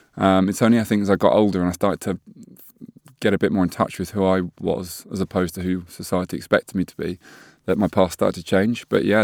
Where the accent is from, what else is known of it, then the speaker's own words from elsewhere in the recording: Hove, South East England, United Kingdom; We always say Hove, actually, because everyone says Brighton, but it's Hove.